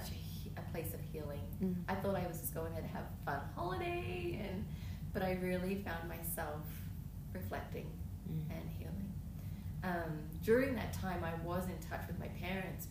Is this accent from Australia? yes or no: yes; Melbourne, Victoria, Australia; moved away; I'm from Melbourne, Australia.